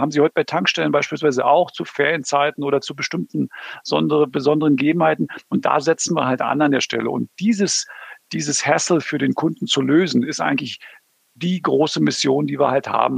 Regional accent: Berlin, Germany; now in Southern Germany; ich komme aus Berlin.

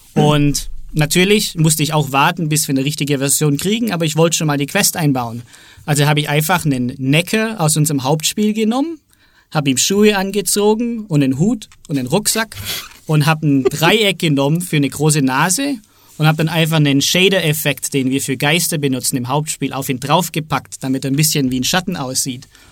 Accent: Southern Germany, Germany; ich bin aus Süddeutschland

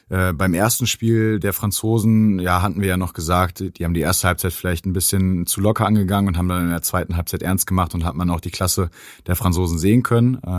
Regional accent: Germany; was uns natürlich ein bisschen gefreut hat als, als, als Deutsche.

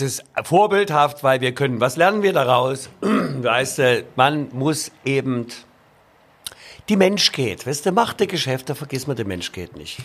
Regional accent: Leipzig, Saxony, Germany; als Leipziger

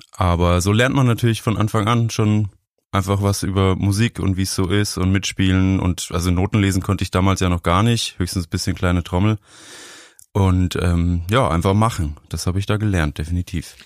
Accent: Franconia, Bavaria, Germany; Ich bin in Bayern groß geworden, also in Franken eigentlich.

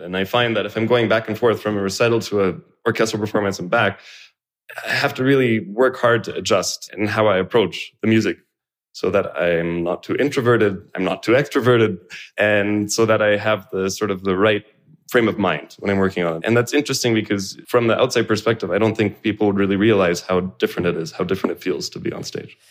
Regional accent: Canada; I was born in Canada

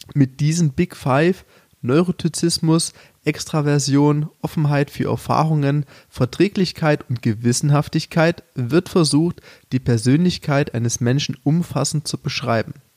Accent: Chemnitz, Saxony, Germany; moved away; selbst ich als Sachse

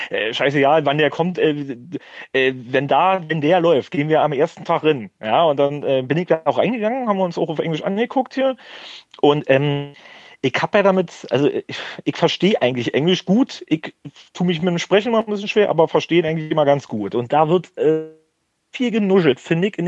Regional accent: Berlin, Germany; das verstehe selbst ich als Berliner noch hier

